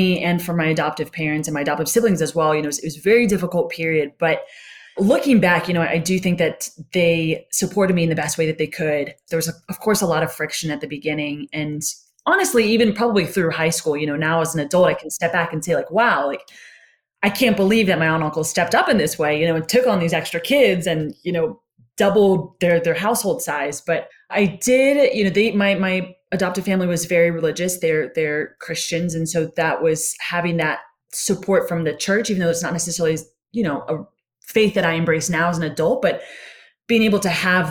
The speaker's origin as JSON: {"language": "English", "region": "North Carolina", "country": "United States", "tie": "born or raised there", "also_born_or_lived": "Boston, Massachusetts", "said": "I was born in Boston. We moved down to North Carolina"}